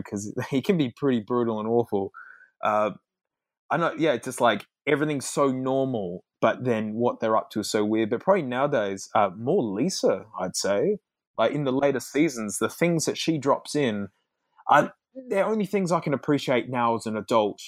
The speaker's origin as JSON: {"language": "English", "country": "Australia", "said": "as an Australian"}